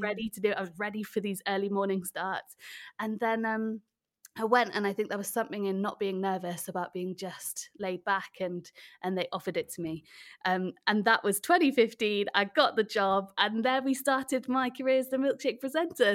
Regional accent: Wales, United Kingdom; So that's the fact that I am Welsh

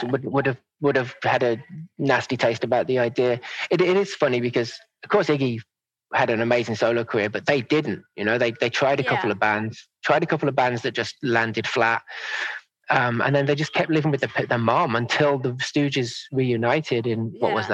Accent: Manchester, North West England, United Kingdom; born there; also born or lived in Cheshire; I'm an all over. I've never

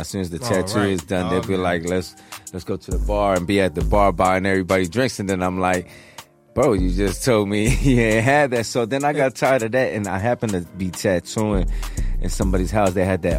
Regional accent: New Jersey, United States; also born or lived in Atlantic City, New Jersey; I'm from Jersey, but I am part of a team in Philly of DJs called the Coalition.

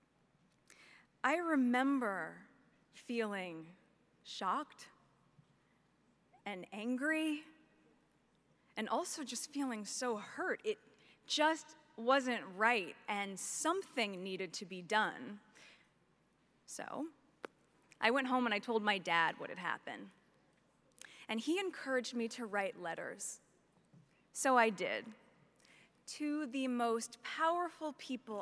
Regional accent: Los Angeles, California, United States; my hometown of Los Angeles

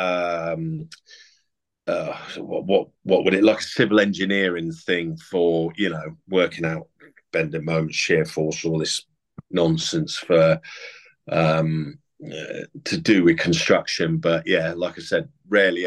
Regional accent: Sherborne, South West England, United Kingdom; also born or lived in Yeovil / Somerton / Weymouth; we grew up predominantly in the southeast of England, around sort of Sherborne, in Dorset, Yeovil, you know, Somerton, Weymouth.

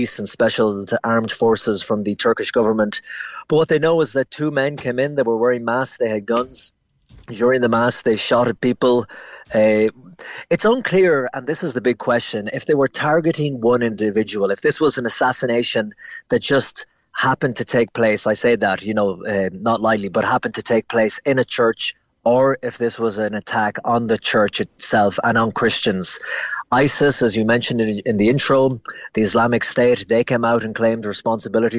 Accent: Ennis, Munster, Ireland; moved away; also born or lived in New York; I'm from Ennis and Clare

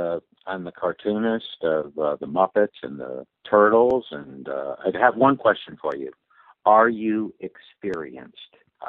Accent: Winsted, Connecticut, United States; I was born in Connecticut, and in the hillbilly side of Connecticut, you know, the poor side of town.

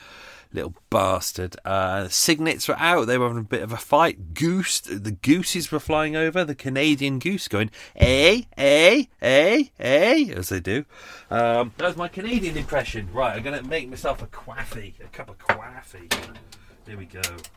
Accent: London, United Kingdom; Maybe it's because I'm a Londoner.

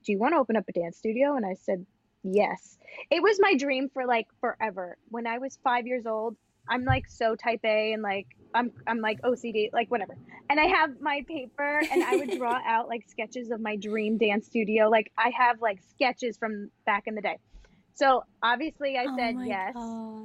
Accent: Long Island, New York, United States; accent: Long Island; now in New York City, United States; From Long Island, as you can tell by my accent, my dance studio

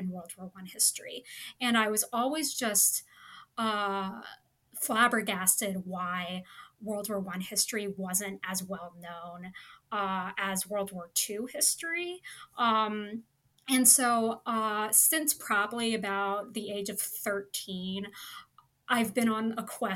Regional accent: Kansas City, United States; I'm from Kansas City, which is right in the middle of the United States

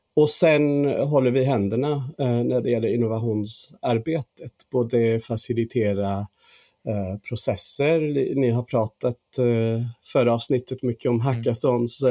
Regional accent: England, United Kingdom; Swedish is a second language; moved away as an adult; now in Sweden; Jag är faktiskt engelsman men har bott här i 13 år

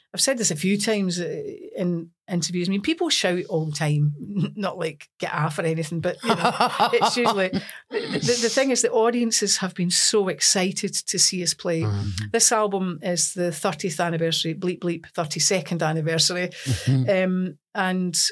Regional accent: Lanark, Scotland, United Kingdom; accent: broad Scots; also born or lived in Newport-on-Tay; I was born in Newport and Tay. I was brought up in a town called Lanark.

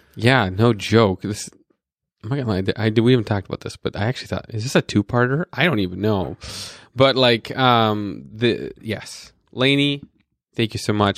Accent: North Dakota, United States; I was born in North Dakota with missiles pointed at where a surge was

